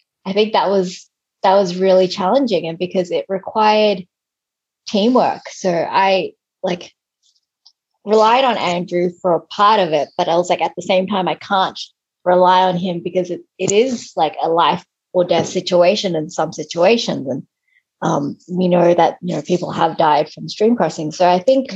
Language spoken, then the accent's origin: English; Australia; moved away; I grew up in Australia